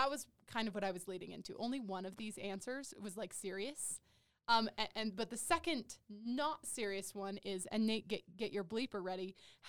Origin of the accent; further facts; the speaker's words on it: an hour south of Moab, southeastern Utah, United States; moved away; I'm not originally from there, but I've lived there since I was 12.